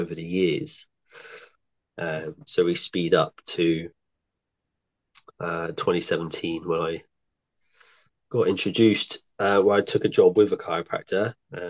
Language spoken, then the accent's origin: English; Exeter, South West England, United Kingdom; also born or lived in Bristol; I'm from Exeter. I've recently moved back, I was living in Bristol last year